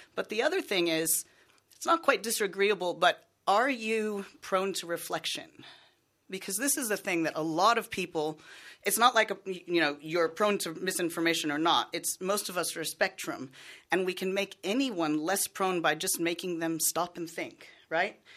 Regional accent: United States; accent: American; moved away; I'm American, if you can't tell by my accent

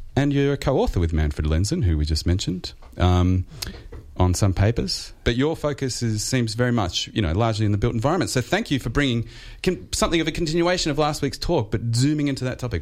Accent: Australia; Australian households

